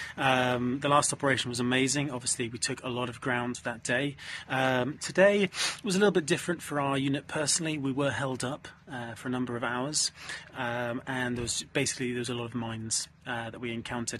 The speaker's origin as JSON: {"language": "English", "country": "United Kingdom", "said": "as a British man"}